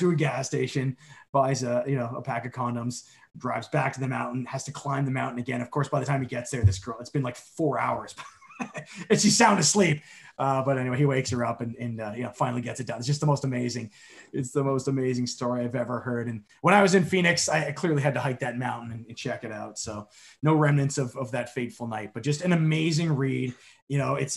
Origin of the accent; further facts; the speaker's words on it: Canada; also born or lived in Ireland (ancestry); I was the first one in my family born in Canada.